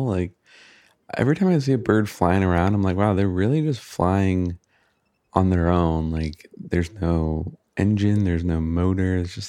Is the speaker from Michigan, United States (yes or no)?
yes; Michigan, United States; now in California, United States; I grew up in Michigan